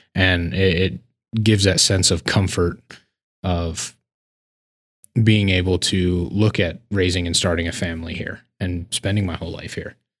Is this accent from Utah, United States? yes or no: no; Laurel, Montana, United States; also born or lived in Billings, Montana; I was born and raised in Laurel, but we're a suburb of Billings